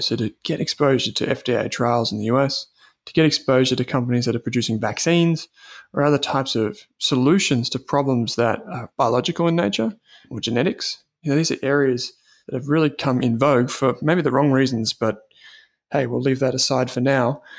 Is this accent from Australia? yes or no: yes; Australia; as Australian investors